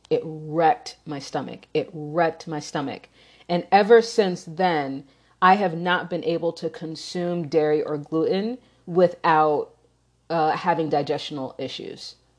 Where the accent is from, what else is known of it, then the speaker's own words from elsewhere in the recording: New York, United States; also born or lived in Chicagoland area; now in Chicago, United States; I grew up in New York